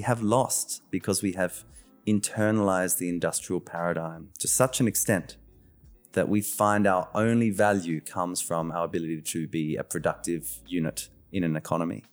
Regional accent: Australia; I was born in Australia, the first in my family.

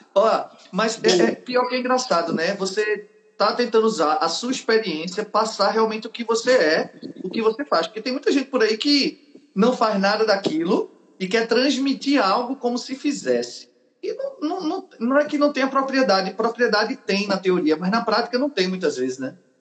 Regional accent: Northeast Region, Brazil; nós somos nordestinos

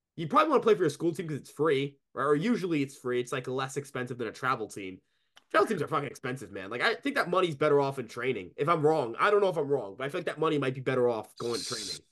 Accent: New York, United States; as a New Yorker

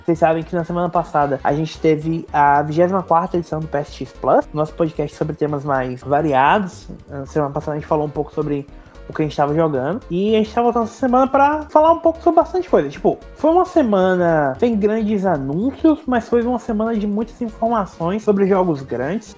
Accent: Brazil; como bons brasileiros

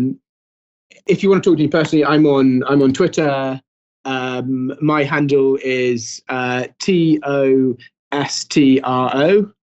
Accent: Brecon Beacons, Wales, United Kingdom; I'm from the Bracken Beacons

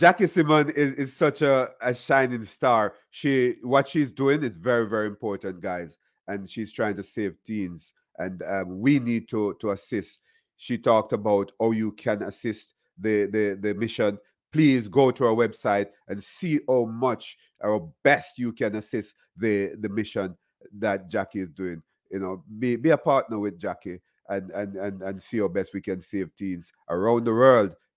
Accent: Jamaica; now in Miramar, United States; I'm Jamaican.

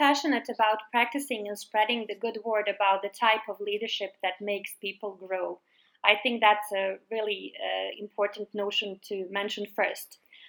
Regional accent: Sweden; moved away as an adult; also born or lived in Stockholm, Sweden; now in Sarajevo, Bosnia and Herzegovina; I see the benefit of growing up in Sweden.

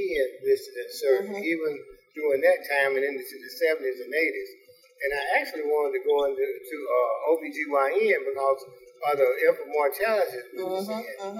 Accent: Birmingham, Alabama, United States; I was born in Birmingham.

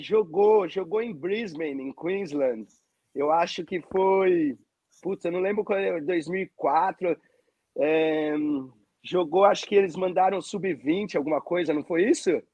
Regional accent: São Paulo, Brazil; moved away as an adult; eu nascido e criado em São Paulo, nunca tinha viajado

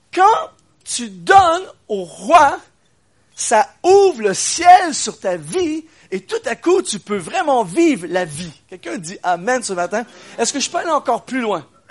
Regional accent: Quebec, Canada; je viens du Québec. C'est dur à discerner, mais je viens du Québec.

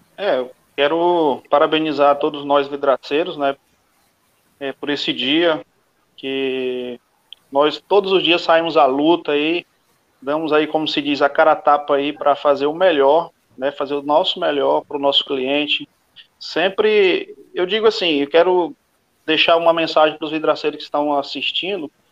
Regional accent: Guaraí, Tocantins, Brazil; sou do estado Tocantins, da cidade de Guaraí, no estado do Tocantins.

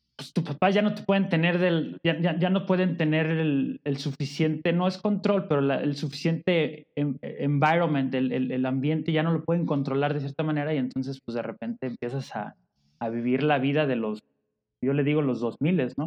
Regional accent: Guadalajara, Jalisco, Mexico; now in Puebla, Mexico; Llegué a este mundo en Guadalajara

